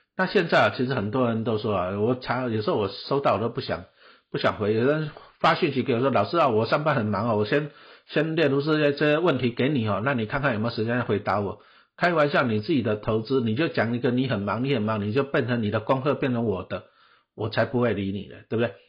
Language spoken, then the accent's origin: Chinese; Taipei, Taiwan; 小时候我住台北市的北投区，哎，台北市呢，以前也是我们家也是种田的哦，阿公阿嬷都在种田